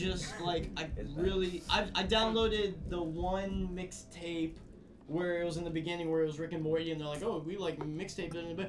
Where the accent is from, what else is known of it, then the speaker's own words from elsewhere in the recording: Pittsburgh, Pennsylvania, United States; I'm from Pittsburgh.